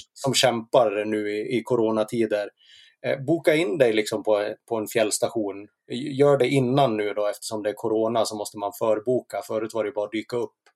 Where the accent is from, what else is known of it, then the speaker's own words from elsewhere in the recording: Sveg, Jämtland, Sweden; also born or lived in Leksand / Härjedalen mountains; now in Falun, Sweden; jag är uppvuxen i Sveg